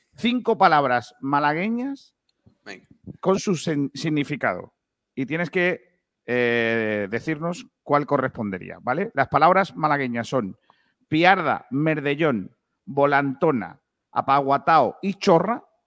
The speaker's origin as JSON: {"language": "Spanish", "town": "Rincón de la Victoria", "region": "Andalusia", "country": "Spain", "tie": "born or raised there", "said": "Rincón de la Victoria, ¿vale? Que es mi pueblo"}